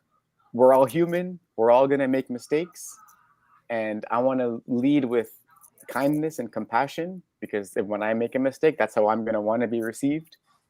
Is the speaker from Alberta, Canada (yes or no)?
no; Toronto, Ontario, Canada; I am Canadian in the sense that I was born in the land of Toronto. People ask me where I'm from all the time. And it's such a long answer. I used to grow up saying I'm African because that's where my parents are from.